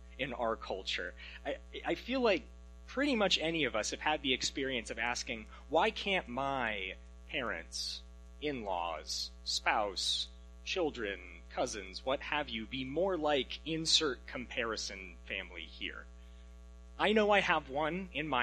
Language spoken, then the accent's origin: English; Alaska, United States; moved away as an adult; now in Washington, United States; I'm from Alaska originally, but I came to college here in Washington, and since then my parents and I have not lived in the same state